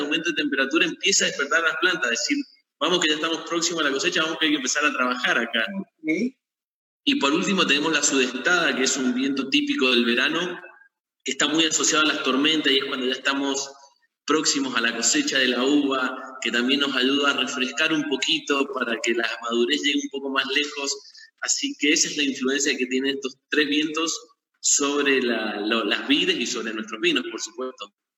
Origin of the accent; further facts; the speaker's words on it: Mendoza, Argentina; nací en Mendoza, he vivido en Mendoza toda mi vida